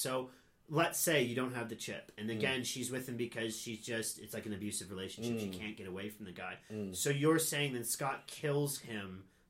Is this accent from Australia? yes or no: no; England, United Kingdom; I'm English. You still haven't figured that out.